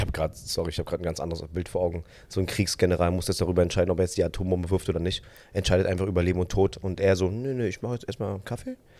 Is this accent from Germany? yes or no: no; Vietnam; ich als Vietnamese